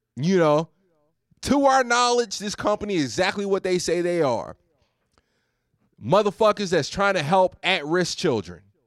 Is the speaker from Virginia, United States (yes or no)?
yes; Roanoke, Virginia, United States; moved away as an adult; also born or lived in Houston; now in Glendale, California, United States; I've lived in the Noke over the past ten years